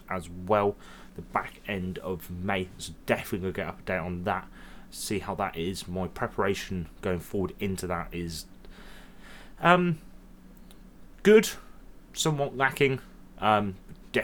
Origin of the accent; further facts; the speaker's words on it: Towcester, East Midlands, United Kingdom; also born or lived in Witherdhulse; growing up here